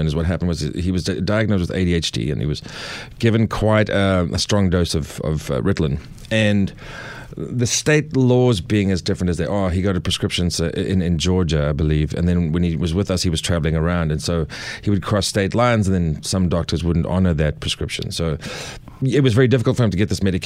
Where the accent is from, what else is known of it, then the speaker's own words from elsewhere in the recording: South Africa; moved away as an adult; also born or lived in Los Angeles, United States / New Hampshire, United States; now in Nashville, United States; I'm from South Africa